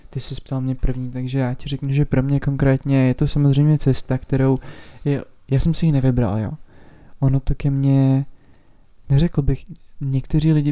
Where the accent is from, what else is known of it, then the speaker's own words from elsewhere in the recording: Roudnice nad Labem, Ústí nad Labem Region, Czechia; a vlastně pocházím z Roudnice.